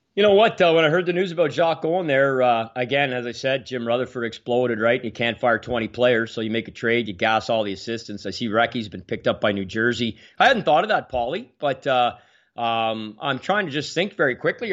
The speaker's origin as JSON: {"language": "English", "town": "Ottawa", "region": "Ontario", "country": "Canada", "tie": "born or raised there", "also_born_or_lived": "Quebec City", "said": "We had just moved up here from Quebec City to where, where I grew up on the Cars Road south of Ottawa."}